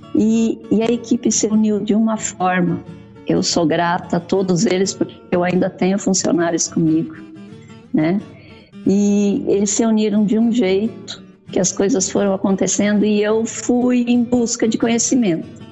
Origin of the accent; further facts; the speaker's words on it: Salto do Jacuí, Rio Grande do Sul, Brazil; moved away as an adult; also born or lived in Mato Grosso; Eu sou gaúcha do Rio Grande do Sul, do Salto do Jacuí, próximo a Passo Fundo. Hum. Fui para o Mato Grosso com 19